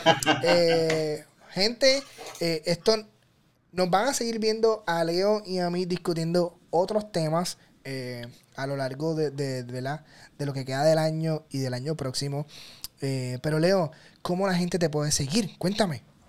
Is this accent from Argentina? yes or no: no; Puerto Rico; que soy puertorriqueño